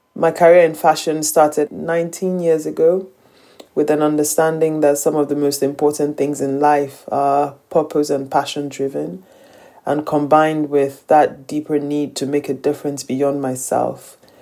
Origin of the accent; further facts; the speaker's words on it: Nigeria; I'm Nigerian. I live in Lagos, Nigeria most of the time